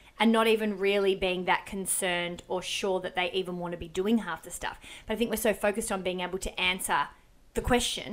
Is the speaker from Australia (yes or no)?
yes; Melbourne, Victoria, Australia; moved away; I went back to Melbourne. I'm from Melbourne.